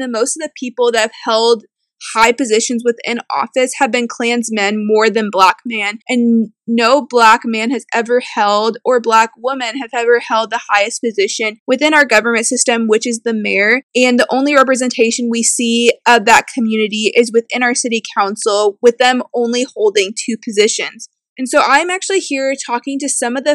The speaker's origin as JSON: {"language": "English", "town": "Evansville", "region": "Indiana", "country": "United States", "tie": "born or raised there", "said": "I grew up in Evansville and I was born and raised here too."}